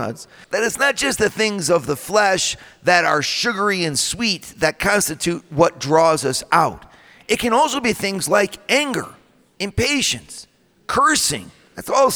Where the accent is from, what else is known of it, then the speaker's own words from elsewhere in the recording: Midwest, United States; I come from the Midwest, right? I come from the land of the donut